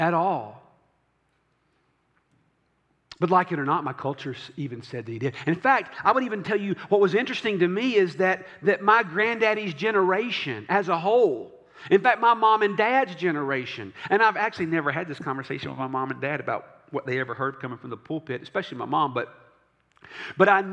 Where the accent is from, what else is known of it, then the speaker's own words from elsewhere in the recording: the South, United States; also born or lived in Franklin; I was raised in the South